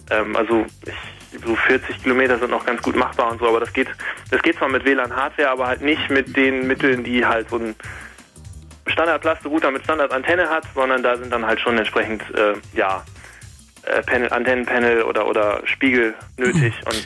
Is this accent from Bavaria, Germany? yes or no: no; Osnabrück, Lower Saxony, Germany; Also ich komme aus Osnabrück.